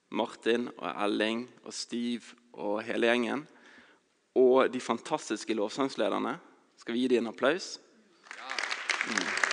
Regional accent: Bergen, Vestland, Norway; jeg kommer fra Bergen

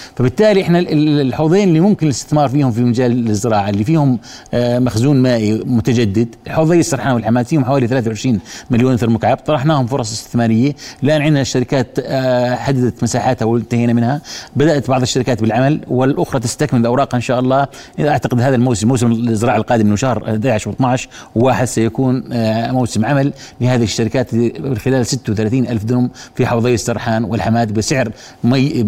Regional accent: Jordan; احنا الاردن آه، يعني مشهورة بتجاوز التحديات

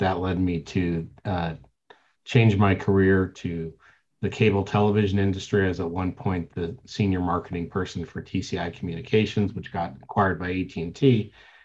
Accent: Denver, Colorado, United States; also born or lived in East Coast; Eventually was really raised in Denver, Colorado

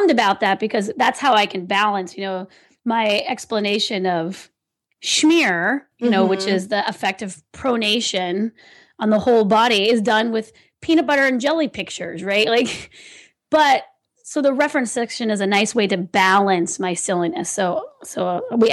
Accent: California, United States; I'm from California

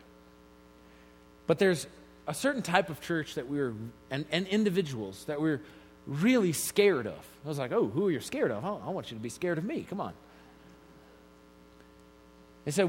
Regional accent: Colorado Springs, Colorado, United States; I grew up here in Colorado Springs

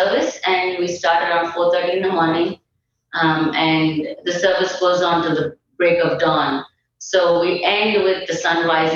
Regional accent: India; moved away as an adult; now in South Sudan; I'm from India, Christy, and I grew up in a Christian home

